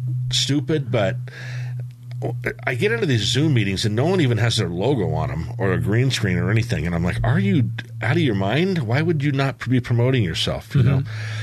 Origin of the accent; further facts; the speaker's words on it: San Diego, California, United States; growing up in San Diego when we moved there in 1964.